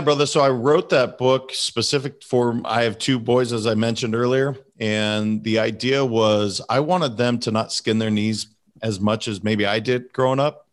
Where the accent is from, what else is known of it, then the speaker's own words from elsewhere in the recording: Montana, United States; I'm a kid from Montana. that's not necessarily something that we grew up talking about.